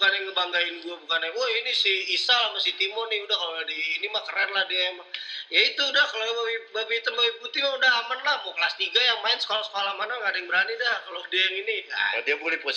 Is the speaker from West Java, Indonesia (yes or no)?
no; Jakarta, Indonesia; now in Pekanbaru, Indonesia; karena gue orang Jakarta gue pindah ke Pekanbaru